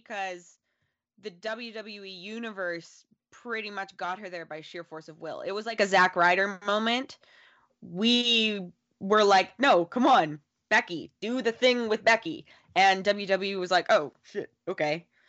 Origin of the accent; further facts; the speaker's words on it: Calgary, Alberta, Canada; Jinder Mahal is from my hometown.